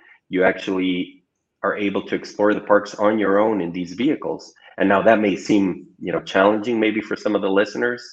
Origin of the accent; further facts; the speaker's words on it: Ecuador; moved away as an adult; now in Chile; I'm originally from Ecuador